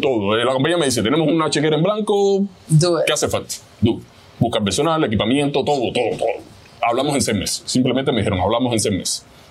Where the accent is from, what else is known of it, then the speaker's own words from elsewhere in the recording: Havana, Cuba; moved away as an adult; also born or lived in Miami, United States; now in Georgia, United States; vengo de Cuba nací en Cuba, en La Habana, Cuba.